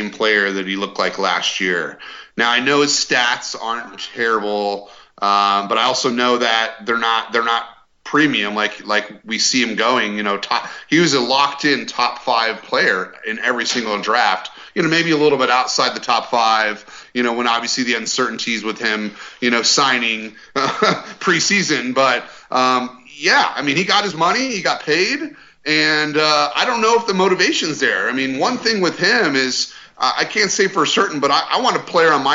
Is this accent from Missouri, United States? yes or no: no; Colorado, United States; now in Dallas, United States; I'm from Colorado